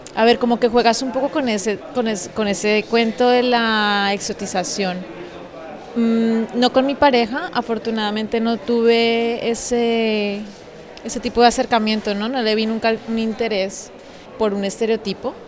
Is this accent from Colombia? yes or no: yes; Bogotá, Colombia; moved away as an adult; now in Madrid, Spain; yo soy colombiana, nací en Bogotá